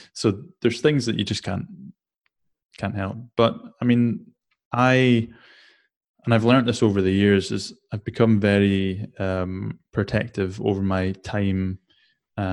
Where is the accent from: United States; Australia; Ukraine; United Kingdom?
United Kingdom; Shetland Islands, Scotland; I grew up in the Shetland Islands, which is as far north as you can go in the UK